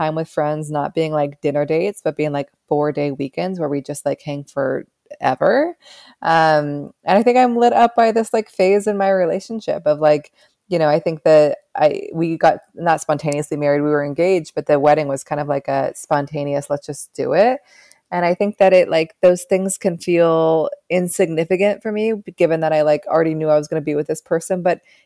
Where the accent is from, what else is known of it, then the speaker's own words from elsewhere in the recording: West Coast, United States; also born or lived in New York City, United States; now in Upstate New York, United States; I'm from the West Coast.